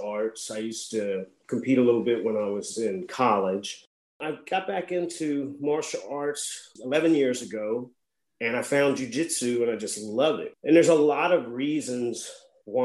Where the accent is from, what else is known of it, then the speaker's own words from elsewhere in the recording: Missouri, United States; moved away as an adult; also born or lived in Louisiana / Miami, Florida; now in Lafayette, United States; I grew up in Missouri, but I came to LSU and just never left, really.